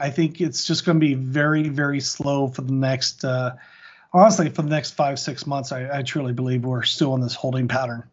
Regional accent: Orange County, Southern California, United States; also born or lived in Montana; I actually grew up in, uh, Southern California, Orange County

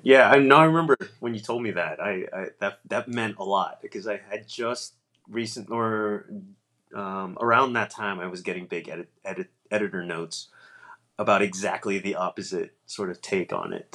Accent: East Coast, United States; now in Northern California, United States; I'm from the East Coast

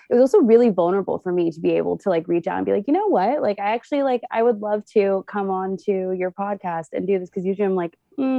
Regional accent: West Hollywood, California, United States; also born or lived in Santa Monica; So I am born and raised in Los Angeles. I was born in Santa Monica, raised in West Hollywood. And I've also bounced around a lot throughout my life.

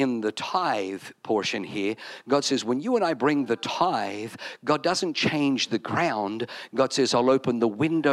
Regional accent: Wollongong, New South Wales, Australia; moved away; I'm from Wollongong

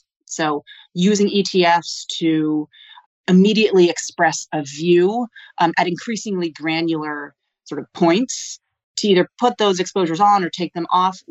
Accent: Old Saybrook, Connecticut, United States; I grew up in a small town in Connecticut

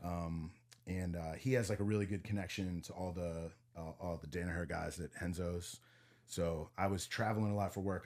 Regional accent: Vandergrift, Pennsylvania, United States; moved away as an adult; also born or lived in Montreal / Madison, Wisconsin; I'm from a small town called Vandergrift

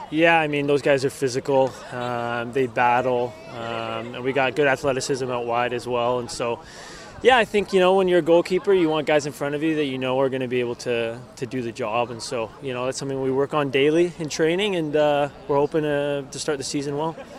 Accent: Vancouver, British Columbia, Canada; I'm fully focused here on Vancouver and super happy to be playing in my hometown

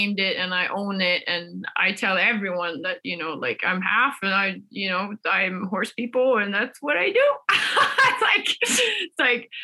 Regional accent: Sweden; I grew up on the Swedish island with blonde kids with blue eyes

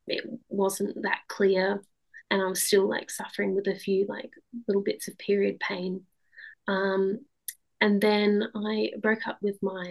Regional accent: Australia; moved away; And I grew up in Australia, and then we moved over

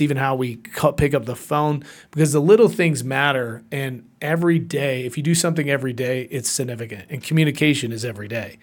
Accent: Atlanta, Georgia, United States; also born or lived in Puerto Rico; I was born in Puerto Rico, raised in Atlanta, hot Atlanta

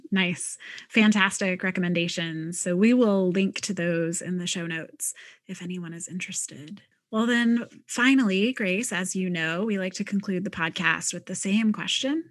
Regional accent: Midwest, United States; moved away; I'm a Midwesterner originally

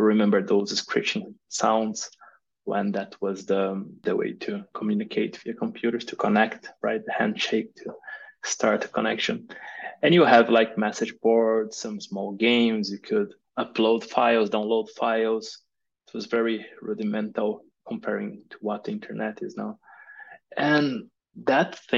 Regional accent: Brazil; moved away as an adult; also born or lived in Germany; now in Portugal; I moved here to Portugal, but I'm originally from Brazil.

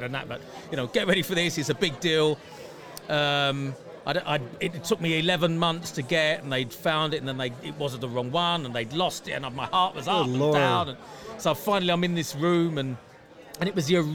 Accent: London, United Kingdom; I was about 5-6 months old. And this is the mid-60s in London

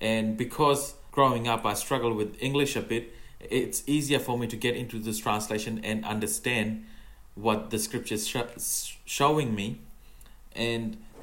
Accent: Fiji; English is a second language; moved away; I have even, you know, learned a bit of Fijian because I come from Fiji

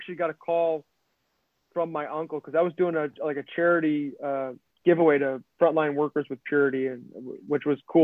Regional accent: Midwest, United States; moved away; we're from the Midwest

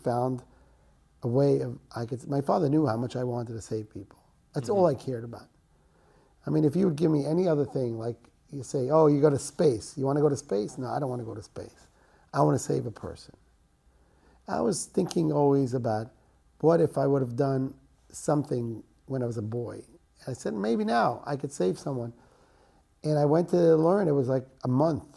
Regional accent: Jerusalem, Jerusalem District, Israel; I grew up in Yerushalayim. I was born to an American family. That's how I speak English

